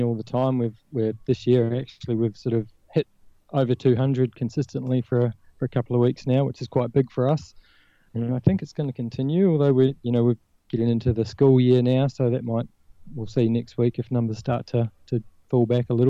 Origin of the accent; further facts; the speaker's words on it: New Zealand; now in Australia; I don't know if you picked up the accent, but I'm originally from New Zealand